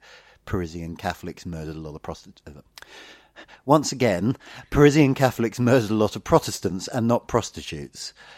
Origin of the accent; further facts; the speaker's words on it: London, United Kingdom; I grew up on a road called Cranham Road.